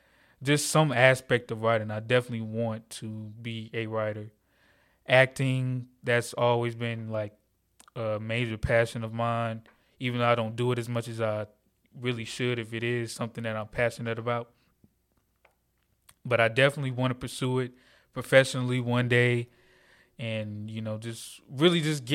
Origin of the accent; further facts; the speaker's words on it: Atlanta, Georgia, United States; I'm 21 years old. I'm from Atlanta, Georgia, born and raised.